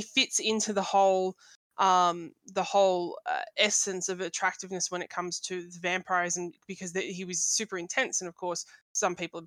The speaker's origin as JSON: {"language": "English", "country": "Australia", "said": "I'm Australian"}